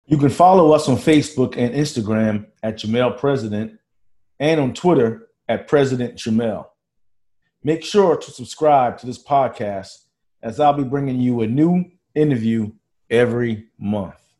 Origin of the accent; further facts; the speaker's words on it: Charleston, South Carolina, United States; me growing up in the Charleston area